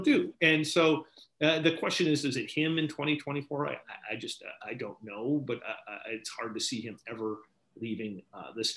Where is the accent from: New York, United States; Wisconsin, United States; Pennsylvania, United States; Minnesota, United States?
Wisconsin, United States; moved away; also born or lived in Maine; my home state of Wisconsin